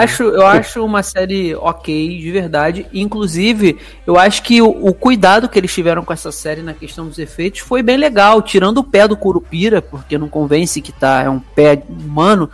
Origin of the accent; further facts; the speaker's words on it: Rio de Janeiro, Brazil; que sou carioca